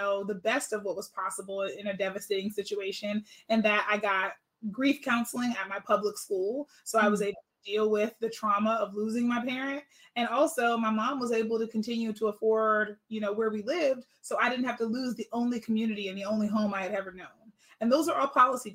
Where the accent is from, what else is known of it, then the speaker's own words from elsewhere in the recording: Pittsburgh, Pennsylvania, United States; now in Sacramento, United States; I'm originally actually from Pittsburgh, Pennsylvania.